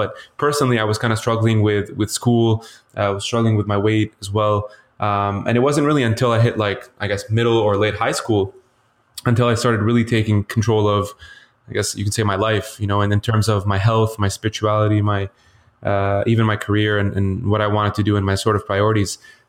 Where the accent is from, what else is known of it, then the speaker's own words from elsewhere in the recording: Lebanon; Yeah, so, you know, originally I was born in Lebanon, so Middle Eastern traditionally, and I actually grew up in the Middle East half my life.